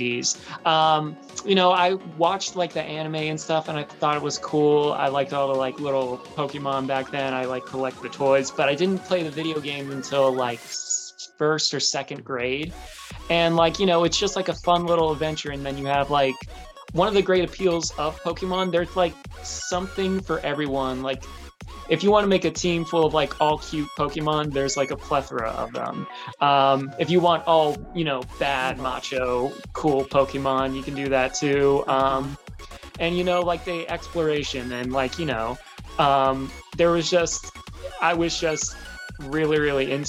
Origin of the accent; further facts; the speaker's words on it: Florida, United States; also born or lived in Maryland; Yes, I was raised in Florida.